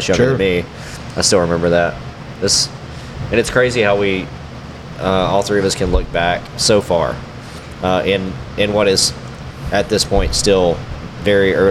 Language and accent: English; Eastern Kentucky, United States; growing up in Eastern Kentucky